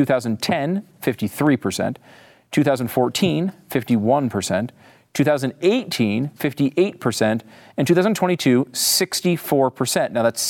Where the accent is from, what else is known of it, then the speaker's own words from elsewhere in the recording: Connecticut, United States; now in Texas, United States; Now, I live in Texas, and everybody says y'all, but I'm from Connecticut, so y'all sounds kind of ridiculous to me.